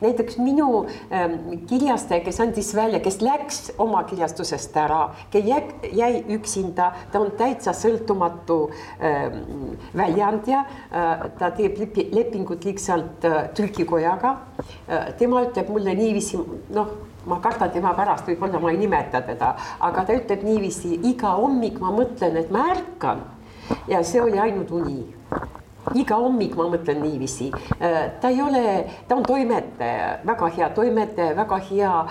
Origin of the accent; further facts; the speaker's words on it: Estonia; ta ütles, et äh, noh, sellepärast, et ma olen äh, Eestist